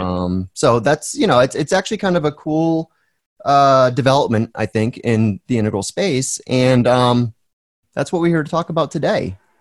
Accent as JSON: {"language": "English", "region": "Northeast of America", "country": "United States", "tie": "born or raised there", "said": "I was born in the Northeast of America as opposed to the Southeast or the Southwest"}